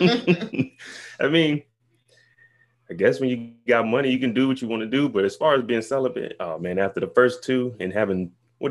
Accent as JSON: {"language": "English", "town": "Kansas City", "country": "United States", "moved": "yes", "lives_now": "California, United States", "said": "But I'm from Kansas City. I was in the military also. Now I live in California."}